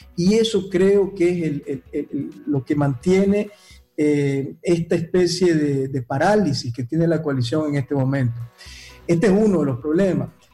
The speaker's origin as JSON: {"language": "Spanish", "country": "Nicaragua", "tie": "born or raised there", "moved": "as an adult", "said": "mi corazón está en la patria que me vio nacer, en mi tierra que amo tanto"}